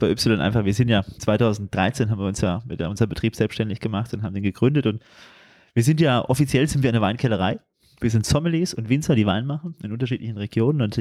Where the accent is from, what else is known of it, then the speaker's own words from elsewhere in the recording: Turkey; Als Türke ist ja immer wichtig, auch ein bisschen Schinken anzubieten